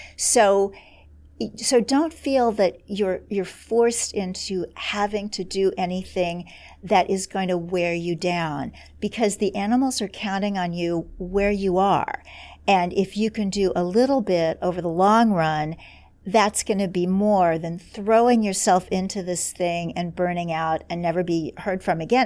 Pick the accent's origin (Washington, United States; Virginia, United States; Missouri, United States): Missouri, United States; Kansas City; moved away; my hometown of Kansas City, Missouri